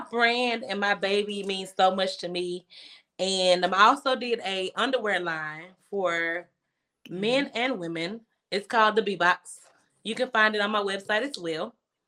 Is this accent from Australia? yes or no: no; Memphis, Tennessee, United States; also born or lived in Mississippi; I'm originally from Mississippi by way of Memphis